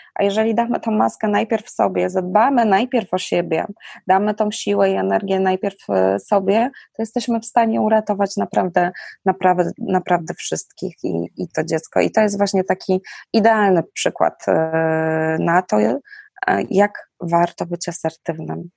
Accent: Silesian Voivodeship, Poland; u nas na Śląsku

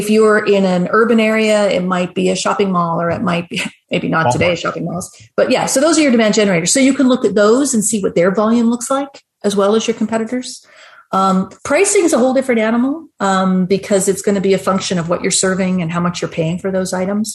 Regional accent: Canada; I'm Canadian

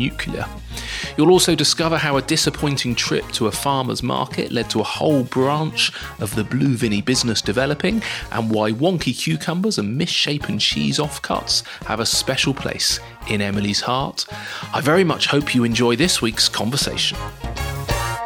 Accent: Dorset, South West England, United Kingdom; I'm from Dorset

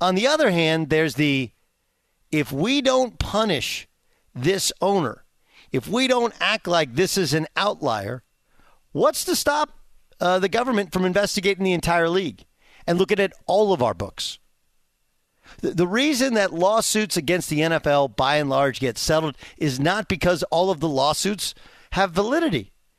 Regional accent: California, United States; my perception as a kid, I grew up in Southern California, was doctors are rich, lawyers are rich.

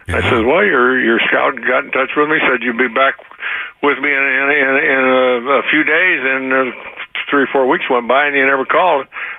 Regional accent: Fresno, California, United States; I had to call the Fresno Bee, my hometown paper

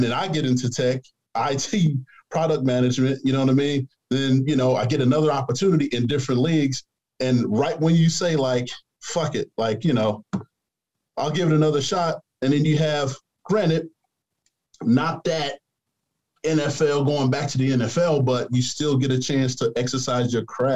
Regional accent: Chicago, Illinois, United States; now in New Jersey, United States; I grew up in the South Side of Chicago. So being here in New Jersey

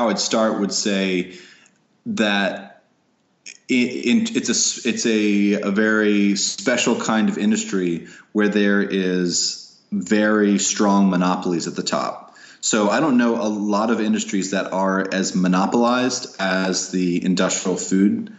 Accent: Warrenton, Virginia, United States; I was born and raised here in Warrenton, Virginia, which is like 50 miles southwest of D.C.

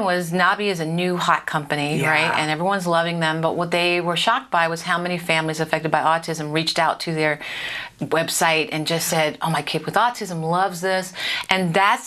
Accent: Philadelphia, Pennsylvania, United States; in Philly, my hometown.

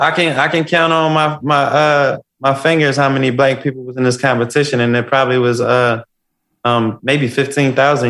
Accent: Philadelphia, Pennsylvania, United States; I come from West Philadelphia. I come from the jungle.

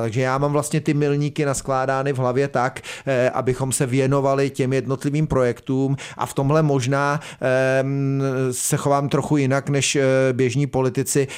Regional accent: South Bohemian Region, Czechia; tady jsme jiho Češi

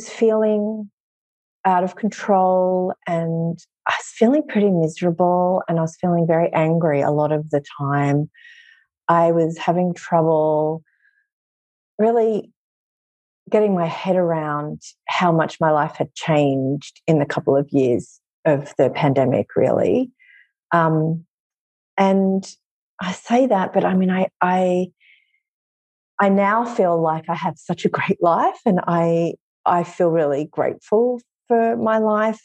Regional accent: Australia; moved away as an adult; now in New York City, United States; I'm originally from Australia, but I've lived here in New York City for just over a decade

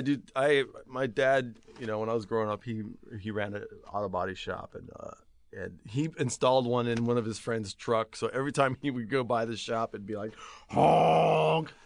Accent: Lakewood, California, United States; I'm from just outside of Long Beach, uh, town called Lakewood

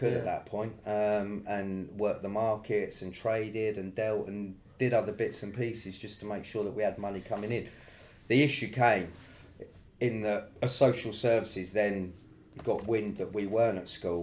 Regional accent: London, United Kingdom; we grew up in the East End.

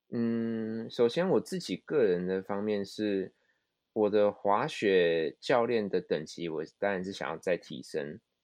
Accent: Taiwan; moved away as an adult; now in Japan; 我们台湾人

